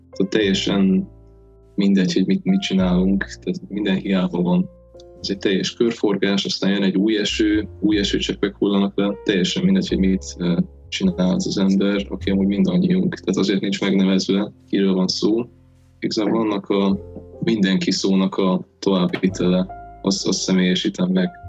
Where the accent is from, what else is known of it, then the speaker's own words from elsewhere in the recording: Hungary; nagyon szerencsé, hogy magyarok vagyunk, mert a magyar nyelvben a ráébredés is nagyon szépen tükrözi